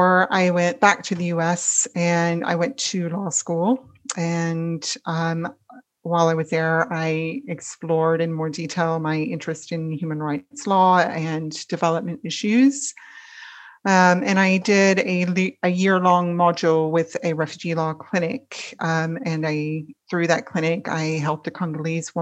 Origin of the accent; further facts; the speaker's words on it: Kentucky, United States; moved away as an adult; also born or lived in El Salvador; I grew up in Kentucky, and my dad was a professor of history and politics